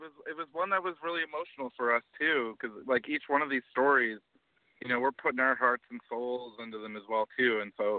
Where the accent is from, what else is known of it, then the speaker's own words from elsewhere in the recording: Canada; I'm a Canadian